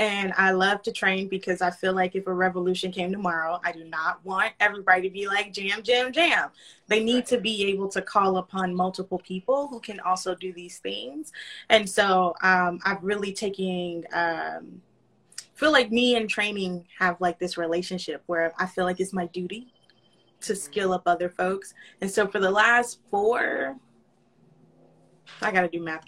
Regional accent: North Florida, United States; also born or lived in Los Angeles; Born and raised in North Florida. And then I moved to South Florida. I moved to LA, was there for like 2-3 years. And then I moved to South Florida

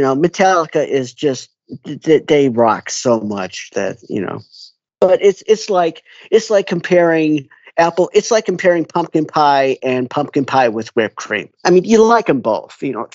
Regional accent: Skokie, Illinois, United States; It's a suburb called Skokie. It's just north of uh, Chicago

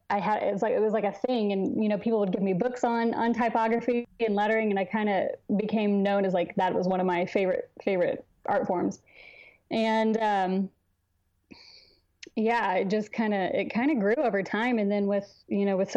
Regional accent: Fort Worth, Texas, United States; also born or lived in Lubbock, Texas; now in Austin, United States; I'm a Texas girl. I grew up in Fort Worth, and I went to school out in West Texas

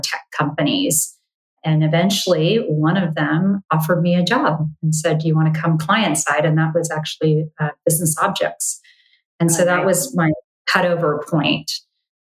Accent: Bay Area, California, United States; also born or lived in Los Angeles, California; I grew up in the Bay Area. You know, kindergarten through high school in the Bay Area

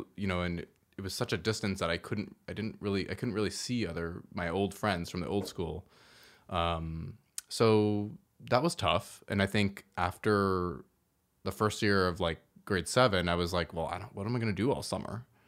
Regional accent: Toronto, Ontario, Canada; also born or lived in Woodbridge; I grew up here. We used to live in Toronto.

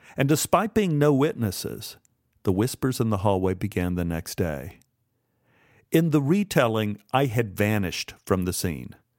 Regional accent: Dallas, Texas, United States; moved away as an adult; I was from Dallas

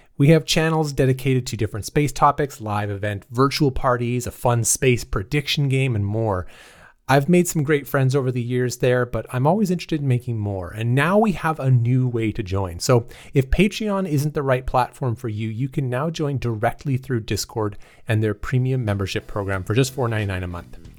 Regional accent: Canada; moved away; I'm, I'm Canadian

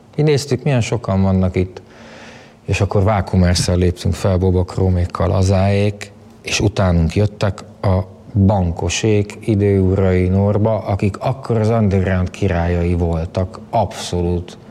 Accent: Budapest, Hungary; also born or lived in Lake Balaton / Tata; Budapestre születtem, de gyerekkoromnak majdnem, hogy a felét vidéken töltöttem

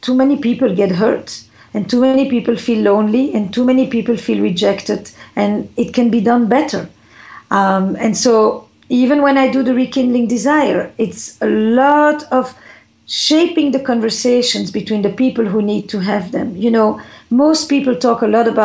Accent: Flanders, Belgium; now in United States; I come from Belgium, from the Flemish part

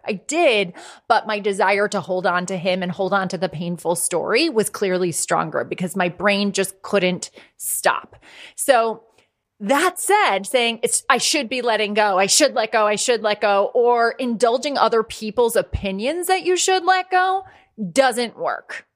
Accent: Ireland; also born or lived in United States; I'm a hundred percent Irish.

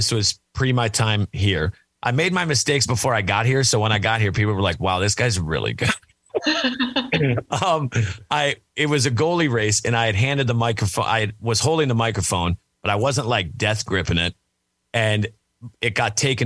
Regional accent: Minnesota, United States; now in Nashville, United States; I'm originally from Minnesota

